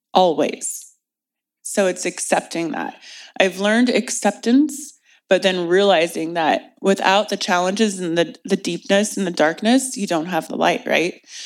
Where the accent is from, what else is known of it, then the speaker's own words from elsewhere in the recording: Indianapolis, Indiana, United States; moved away as an adult; now in California, United States; I loved growing up in Indiana